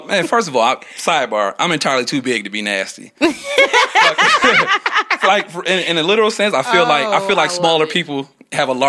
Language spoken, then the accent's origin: English; Benton Harbor, Michigan, United States; now in Lansing, United States; I grew up in Benton Harbor.